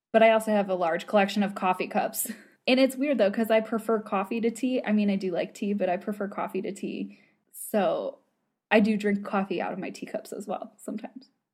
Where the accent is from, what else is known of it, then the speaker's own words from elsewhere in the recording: United States; accent: American; my American accent